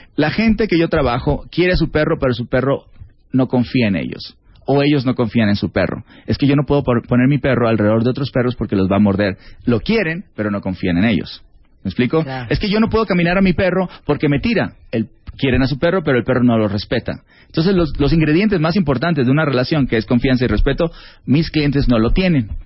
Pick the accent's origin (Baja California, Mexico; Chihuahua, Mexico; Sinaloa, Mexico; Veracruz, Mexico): Sinaloa, Mexico; moved away as an adult; yo soy mexicano